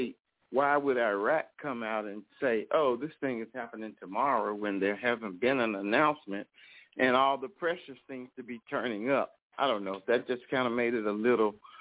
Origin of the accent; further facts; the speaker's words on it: Texas, United States; I'm from Texas